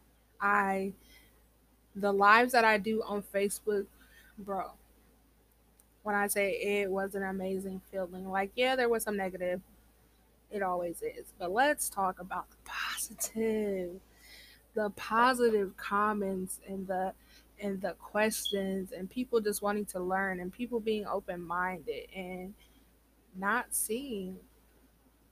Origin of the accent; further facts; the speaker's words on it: Iowa, United States; I am from the Midwest. You know, Iowa in the building.